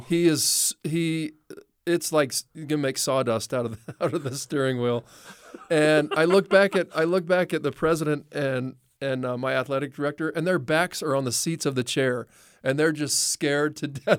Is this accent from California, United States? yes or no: yes; Los Angeles, California, United States; I was born in Watts